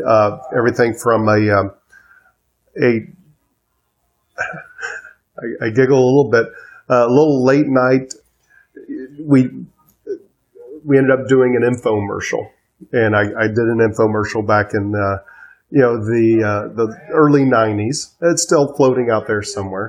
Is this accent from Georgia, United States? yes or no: yes; Atlanta, Georgia, United States; moved away as an adult; also born or lived in Cobb County, Georgia; now in Charleston, United States; I am born and raised in Atlanta, third generation, which is rare for Atlanta for any of those who are there.